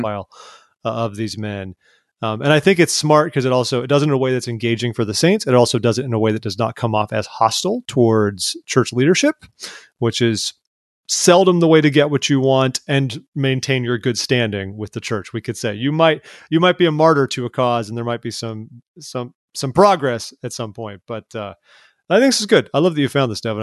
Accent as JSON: {"language": "English", "area": "Orange County", "region": "California", "country": "United States", "tie": "born or raised there", "said": "I grew up in Orange County, California"}